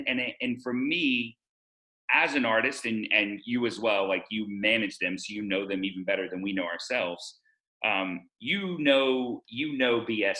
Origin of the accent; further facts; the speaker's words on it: the South, United States; I'm from the South and I was raised with the phrase, don't show your true colors in public, like literally constantly.